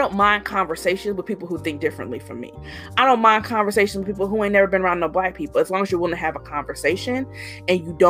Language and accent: English; Indiana, United States; I'm born and raised in Indiana.